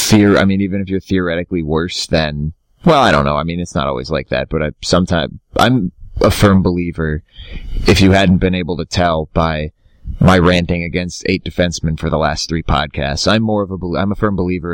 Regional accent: Las Vegas, Nevada, United States; growing up in Vegas

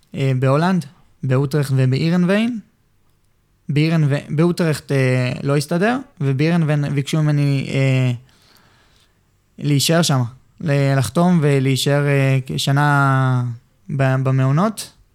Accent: Ramat Gan, Tel Aviv District, Israel; הבית ספר שלי ברמת גן

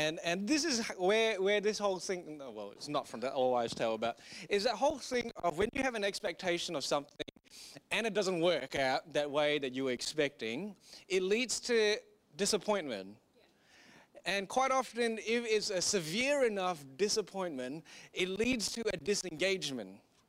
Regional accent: Singapore; moved away; I grew up in Singapore

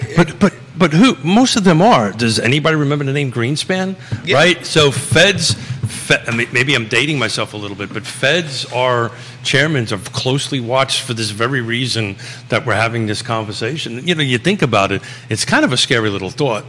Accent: New York City, New York, United States; I'm from Brooklyn

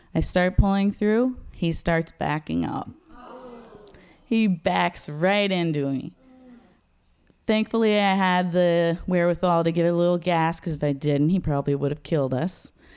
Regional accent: Los Angeles, California, United States; moved away as an adult; also born or lived in Seattle; I grew up in Los Angeles

